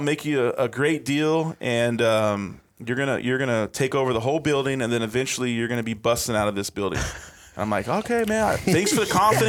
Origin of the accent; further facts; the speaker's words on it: Odessa, Texas, United States; also born or lived in Apple Valley, California / Big Bear, California / McKinney, Texas; I grew up in Odessa